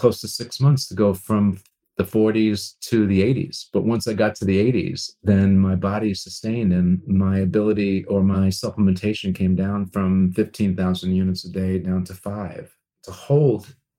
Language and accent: English; Long Island, New York, United States; I grew up on Long Island, New York